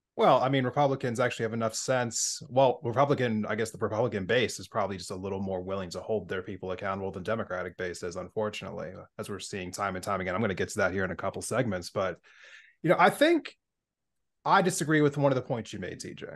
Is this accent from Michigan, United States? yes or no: no; Pennsylvania, United States; now in Montana, United States; growing up in Pennsylvania before I moved to Montana